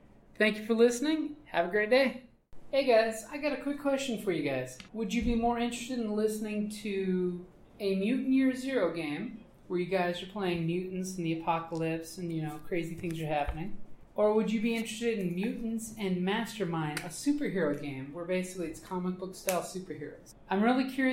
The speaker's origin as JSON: {"language": "English", "region": "Southwest Arizona", "country": "United States", "said": "we come from Southwest Arizona"}